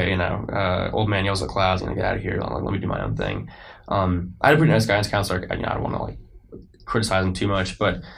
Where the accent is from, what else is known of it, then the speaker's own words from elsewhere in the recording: Bergen County, New Jersey, United States; moved away as an adult; also born or lived in Manhattan, New York; now in Lexington, United States; I'm from New Jersey.